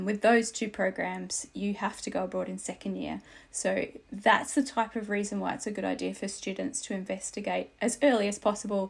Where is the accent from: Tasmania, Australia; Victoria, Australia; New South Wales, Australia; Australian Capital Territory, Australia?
Tasmania, Australia; now in Aberdeen, United Kingdom; I am Australian, and to be specific, because I'm very proud, I am Tasmanian